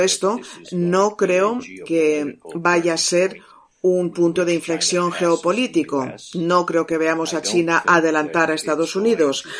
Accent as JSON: {"language": "Spanish", "country": "Spain", "said": "Como español, como diplomático"}